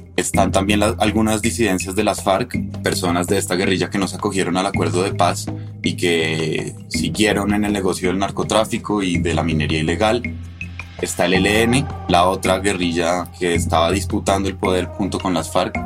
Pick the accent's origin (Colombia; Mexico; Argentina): Colombia; soy periodista colombiano